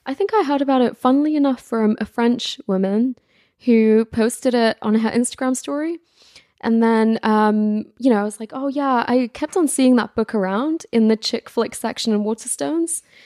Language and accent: English; London, United Kingdom; also born or lived in Gujarat, India / Netherlands / Paris; I was born in India, Gujarat specifically, and I lived there for seven years, and then moved over to London.